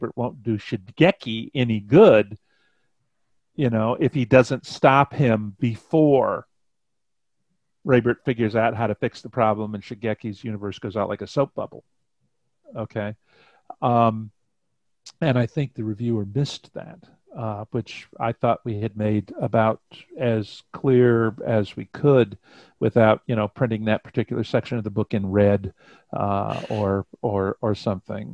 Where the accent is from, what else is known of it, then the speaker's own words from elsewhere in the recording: Cleveland, Ohio, United States; moved away; I was born in Cleveland